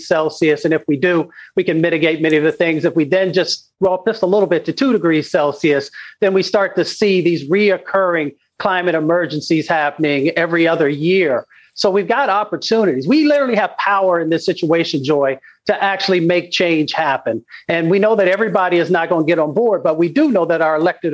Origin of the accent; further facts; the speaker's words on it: Appalachia, United States; I come from Appalachia